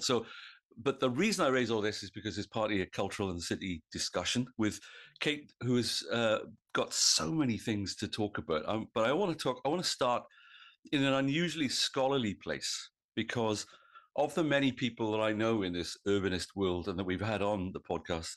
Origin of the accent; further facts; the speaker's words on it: Wales, United Kingdom; now in New South Wales, Australia; I come from, as I think of it, Old South Wales